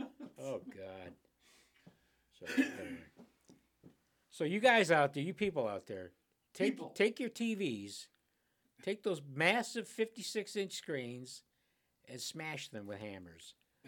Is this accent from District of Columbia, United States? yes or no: no; Cleveland, Ohio, United States; now in Phoenix, United States; I've never read in my hometown.